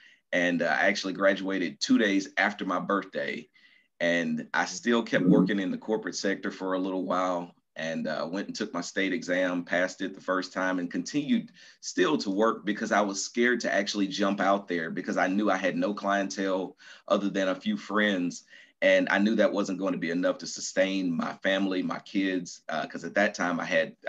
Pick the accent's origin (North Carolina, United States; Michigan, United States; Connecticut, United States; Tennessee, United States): Tennessee, United States; Nashville; moved away as an adult; also born or lived in Atlanta, Georgia / Baton Rouge, Louisiana; now in Murfreesboro, United States; I am originally from Nashville, Tennessee. I was born and raised there